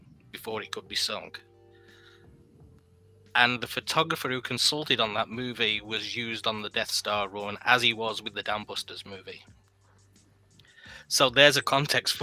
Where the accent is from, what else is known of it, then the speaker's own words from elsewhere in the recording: England, United Kingdom; moved away as an adult; now in United States; growing up in England